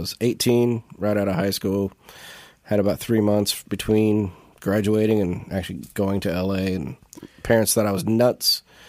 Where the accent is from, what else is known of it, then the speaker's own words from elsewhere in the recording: Indiana, United States; moved away as an adult; also born or lived in Los Angeles, California; It's kind of like I grew up in Indiana, and then I grew up again in Los Angeles.